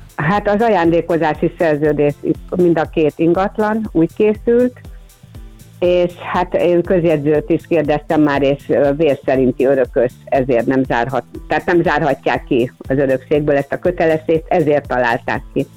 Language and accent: Hungarian; Budapest, Hungary; a füvészkertnél laktunk, ott is nevelkedtem